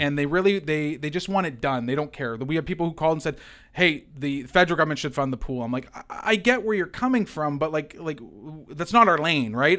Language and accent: English; London, Ontario, Canada; I grew up in the East End as a kid, and I used Hem's pool in the summer, right? So I, I, I, I've been a Londoner my entire life